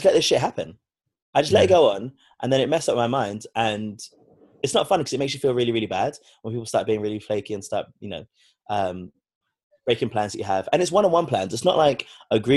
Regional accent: London, United Kingdom; I'm from London, born and raised here

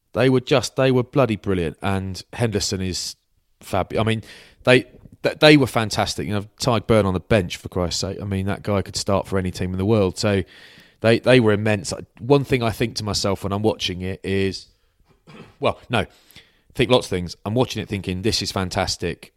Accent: England, United Kingdom; I'm English

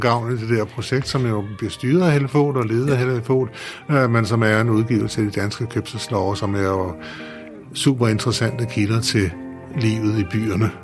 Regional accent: Store Heddinge, Zealand, Denmark; min hjemby, mm. Storhedinge

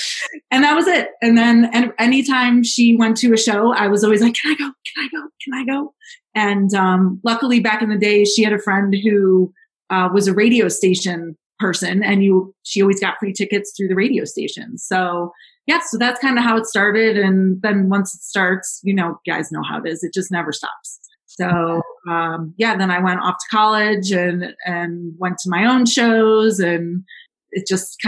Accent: Cleveland, Ohio, United States; also born or lived in Arizona; now in Denver, United States; I'm from Cleveland, Ohio.

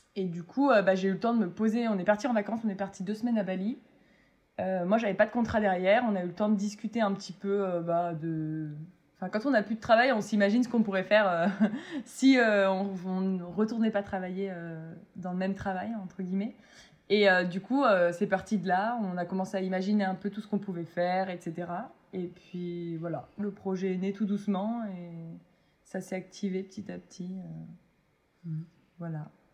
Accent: Metz, Grand Est, France; je viens de Metz et c'est euh, assez proche de l'Allemagne

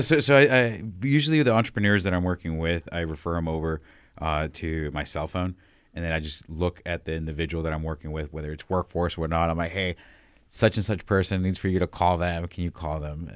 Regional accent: San Diego, California, United States; moved away; I'm from the West Coast, San Diego

